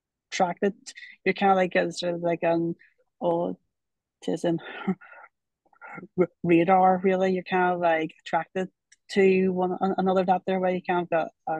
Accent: Ireland; I'm from Ireland, and I like Doctor Who, so I do.

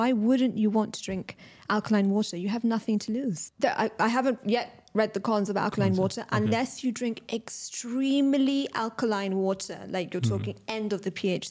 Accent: Pakistan; But a lot of Pakistani people, you know, obviously I'm Pakistani, so people in the community.

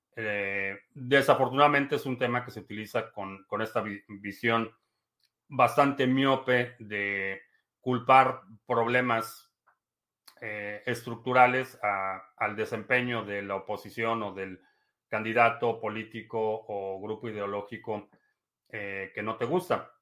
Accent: Peru; En mi país, Perú

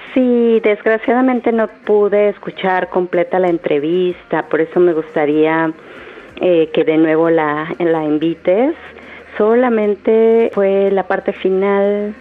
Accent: Mexico; De México.

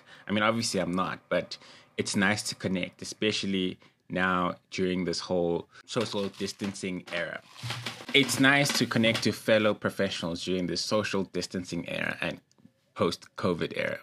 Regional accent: East Rand, Gauteng, South Africa; shout out to East Rand, that's where I'm from

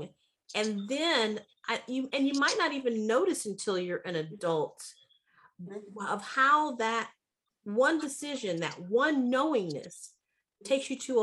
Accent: Pontiac, Michigan, United States; I was born in 1962, and I was born in Pontiac, Michigan

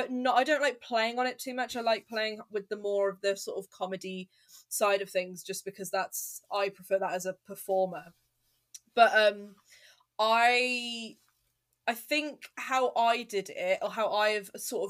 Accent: Telford, West Midlands, United Kingdom; I'm from Telford, and I used to work in a co-op in Telford

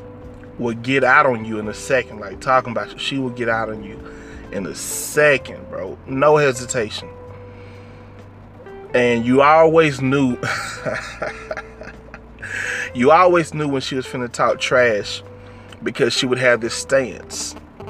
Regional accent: Crystal Springs, Mississippi, United States; the house that I grew up in Crystal Springs

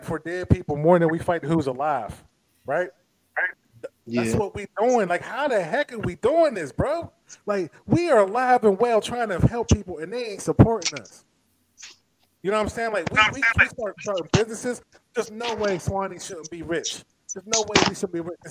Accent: Braddock, Pennsylvania, United States; I grew up in Braddock

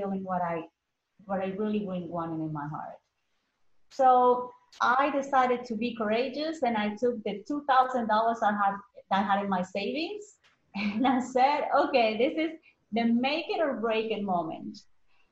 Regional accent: Colombia; moved away as an adult; now in United States; I was born in Colombia originally

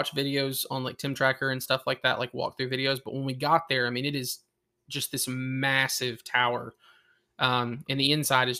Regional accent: Tennessee, United States; We are from Tennessee, so it's a long drive.

